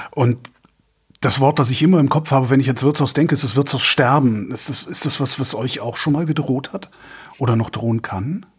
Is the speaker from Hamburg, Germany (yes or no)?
no; Cologne, North Rhine-Westphalia, Germany; wir Kölner